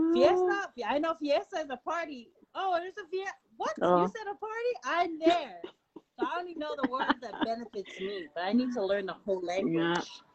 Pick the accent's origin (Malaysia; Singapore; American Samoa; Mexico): American Samoa; I'm Samoan. I'm proud. You speak it. I speak it. I write it. I grew up in American Samoa.